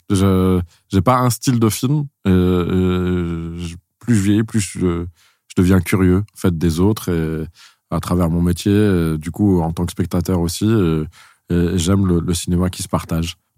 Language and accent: French; Sèvres, Île-de-France, France; born there; En fait, c'est marrant parce que c'est juste la ville où je suis né.